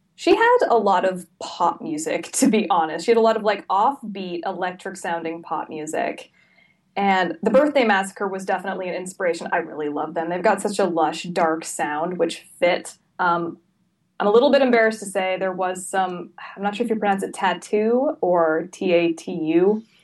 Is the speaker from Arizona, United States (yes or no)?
no; Salem, Oregon, United States; I'm originally from Salem, which is about an hour south of Portland.